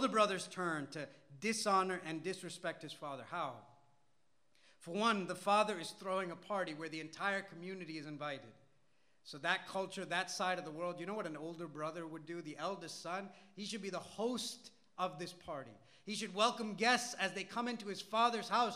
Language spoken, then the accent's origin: English; Malayalam-speaking India, Kerala, India; first language Malayalam; English is a second language; moved away; the culture that I grew up in the language that I grew up speaking in the Indian language, Malayalam